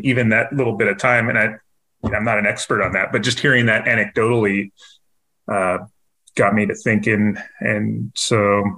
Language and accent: English; near Vandenberg Air Force Base, Central California, United States; moved away as an adult; now in San Antonio, United States; So I grew up near an Air Force base called Vandenberg Air Force Base, in Central California by Santa Barbara.